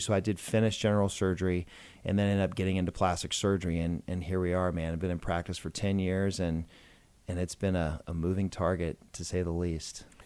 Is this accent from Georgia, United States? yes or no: yes; Georgia, United States; also born or lived in Macon, Georgia / Atlanta, Georgia; I grew up in a small town in Georgia. Macon, Georgia is where I was born